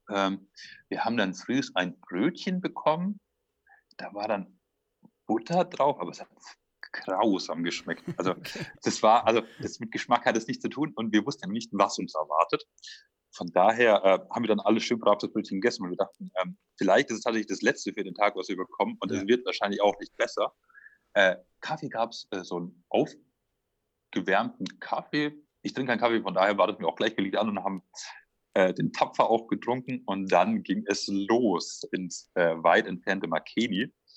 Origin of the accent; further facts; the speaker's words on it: near Würzburg, Franconia, Bavaria, Germany; also born or lived in Stuttgart region; now in Esslingen, Germany; Ich komme aus der Nähe von Würzburg